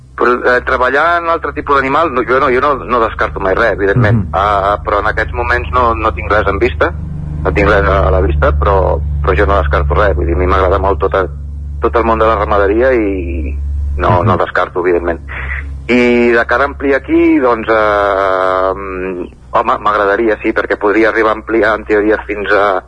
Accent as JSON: {"language": "Catalan", "town": "Barcelona", "region": "Catalonia", "country": "Spain", "tie": "born or raised there", "also_born_or_lived": "Collbató", "moved": "as an adult", "lives_now": "Sora, Spain", "said": "jo sóc, jo sóc nascut a Barcelona eh, i he viscut bastants anys a, a Collbató"}